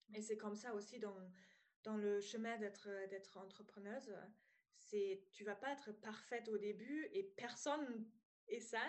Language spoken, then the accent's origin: French; East Germany, Germany; accent: German; French is a second language; moved away as an adult; now in France; je viens d'Allemagne, donc si euh, voilà, vous entendez un petit accent, c'est allemand